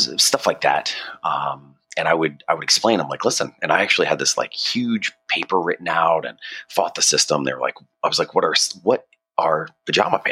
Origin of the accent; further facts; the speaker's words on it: Norfolk, Virginia, United States; moved away as an adult; also born or lived in Richmond, Virginia; I'm actually from Virginia. I was born in Richmond, so a little bit away from where you're at now. And I moved to Norfolk right after 9/11